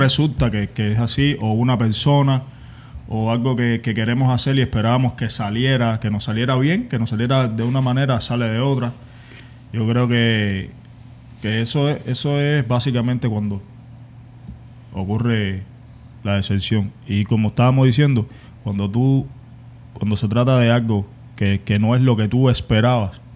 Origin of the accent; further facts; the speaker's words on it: Cuba; moved away as an adult; Yo soy cubano